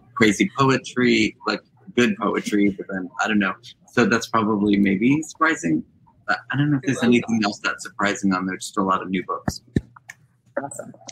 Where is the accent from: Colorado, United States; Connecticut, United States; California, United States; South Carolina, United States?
Connecticut, United States; Monroe; my hometown bookstore, the, the bookstore in the town where I grew up